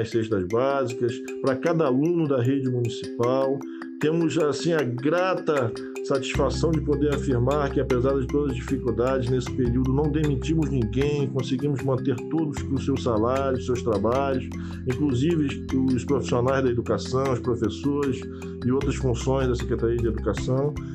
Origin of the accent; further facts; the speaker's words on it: Arraial do Cabo, Rio de Janeiro, Brazil; Estamos falando aqui como cidadão cabista, nascido e criado em Arral do Cabo